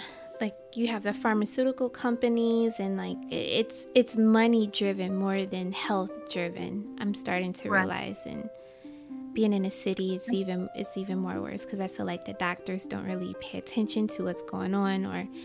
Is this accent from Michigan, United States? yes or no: yes; Michigan, United States; now in New York, United States; I'm from Michigan, but I live in New York